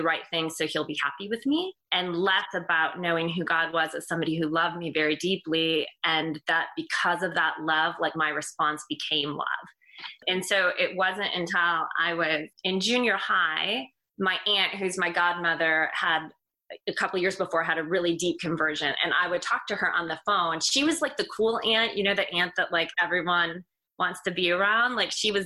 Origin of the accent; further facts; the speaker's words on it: Michigan, United States; moved away as an adult; also born or lived in Indiana; now in Carmel, United States; I grew up in Michigan, but the Lord moved me to Indiana shortly after I was married